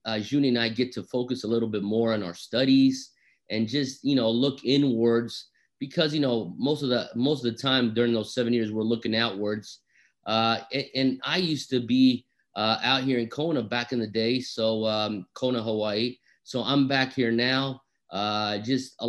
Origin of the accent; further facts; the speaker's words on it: Brazil; moved away; also born or lived in Europe / United States; I am half Japanese. I'm half Italian, born and raised in Brazil, spent part of my childhood in Europe, was educated in America